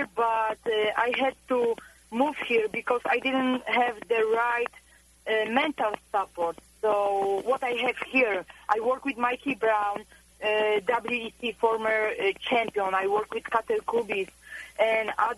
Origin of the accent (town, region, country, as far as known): Poland; born or raised there; moved away as an adult; also born or lived in Florida, United States